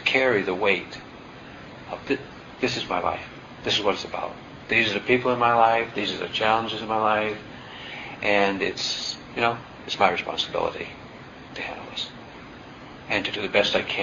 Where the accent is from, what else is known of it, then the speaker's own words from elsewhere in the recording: New England, United States; I'm from New England, and you know, we are self-reliant to a fault